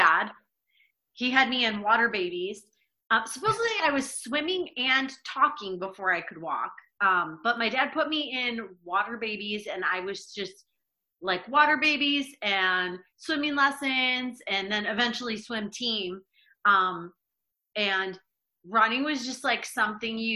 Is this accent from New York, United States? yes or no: yes; Rochester, New York, United States; moved away as an adult; also born or lived in Buffalo, New York / Albany, New York; Rochester, New York is where I'm originally from